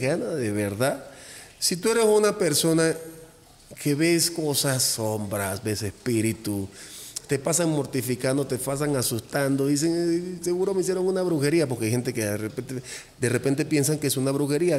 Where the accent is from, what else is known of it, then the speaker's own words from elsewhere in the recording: Cuba; now in Mexico; yo soy cubano